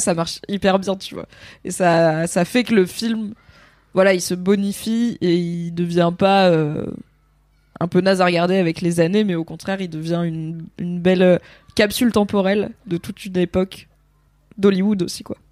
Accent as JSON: {"language": "French", "country": "France", "said": "nous en tant que Français"}